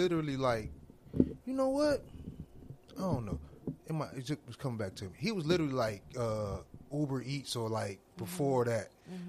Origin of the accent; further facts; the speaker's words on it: Miami, Florida, United States; I'm from Miami